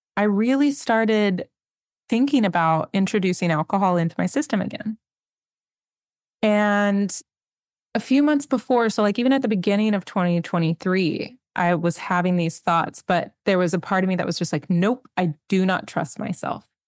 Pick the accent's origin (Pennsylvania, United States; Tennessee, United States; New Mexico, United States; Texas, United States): Texas, United States; McAllen; I'm from South Texas. I'm from McAllen. I'm from the Valley